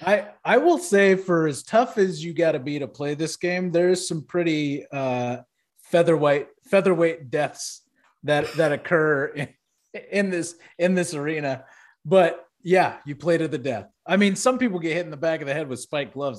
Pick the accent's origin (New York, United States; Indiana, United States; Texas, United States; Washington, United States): Texas, United States; Houston; growing up in Houston